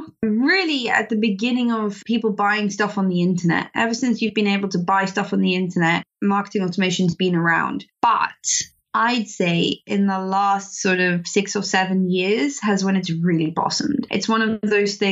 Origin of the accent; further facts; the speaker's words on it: South Africa; moved away as an adult; now in United Kingdom; I'm actually South African. I'm not British.